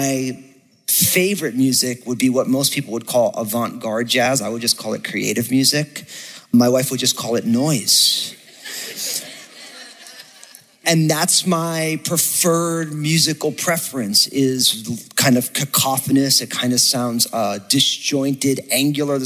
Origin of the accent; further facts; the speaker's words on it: New Jersey, United States; I'm from New Jersey